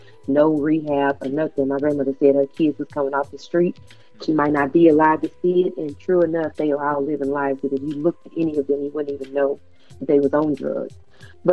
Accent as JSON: {"language": "English", "region": "Texas", "country": "United States", "said": "I'm from Texas."}